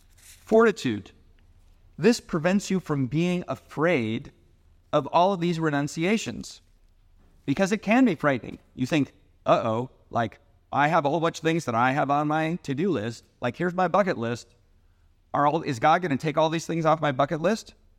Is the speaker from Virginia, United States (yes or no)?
no; Seattle, Washington, United States; moved away; I grew up in Seattle